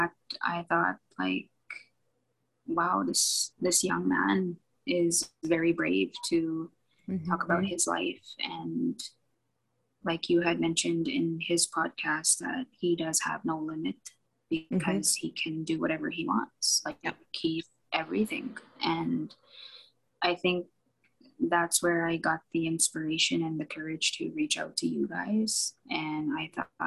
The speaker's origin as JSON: {"language": "English", "region": "Alberta", "country": "Canada", "lives_now": "Edmonton, Canada", "said": "I'm originally from the Treaty 6 territory, Musqueam, here in Alberta."}